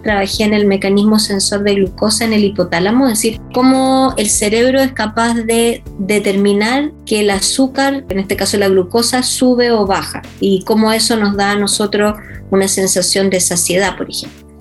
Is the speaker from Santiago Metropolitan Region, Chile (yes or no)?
yes; Santiago, Santiago Metropolitan Region, Chile; also born or lived in Valdivia, Chile; yo nací en Valdivia, soy valdiviana y yo creo que a pesar de que allá mm, no tuve como colegio ni educación, yo siento que eso me marca a mí como persona en el sentido que yo me siento siempre muy sureña porque estuve en el colegio San Agustín por 12 años, entré, entré a kinder solamente a un colegio, o sea, perdón, a un jardín infantil, que en este momento no me acuerdo cómo se llamaba, en Ñuñoa